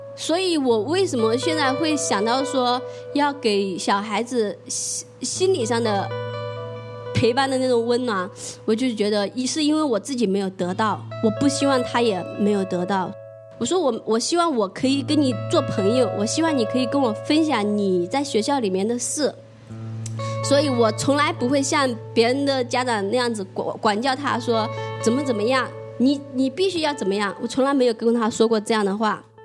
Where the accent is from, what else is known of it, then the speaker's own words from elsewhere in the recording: Jiangxi, China; also born or lived in Shenzhen; now in Dongguan, China; 我是八三年的，呃，来自江西，现在在东莞上班